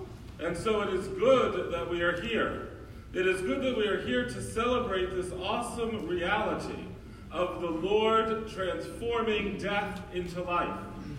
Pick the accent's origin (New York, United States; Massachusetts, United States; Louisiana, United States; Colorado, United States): New York, United States; New York City; now in Florida, United States; Growing up in New York City, where you had a church on every corner practically